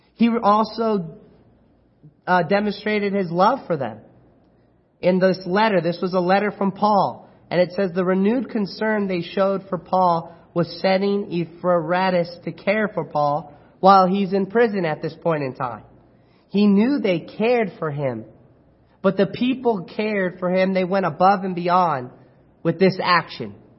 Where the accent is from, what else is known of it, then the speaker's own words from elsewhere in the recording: Chino, California, United States; now in Apple Valley, United States; I was born and raised in Chino, California